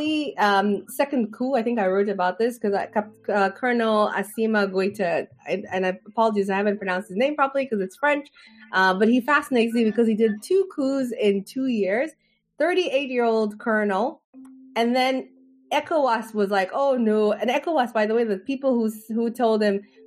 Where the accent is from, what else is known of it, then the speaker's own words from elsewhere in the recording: Zambia; I was raised in Zambia